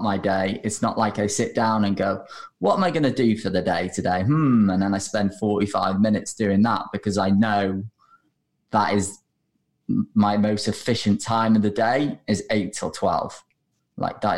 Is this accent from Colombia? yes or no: no; United Kingdom; also born or lived in Australia; we're British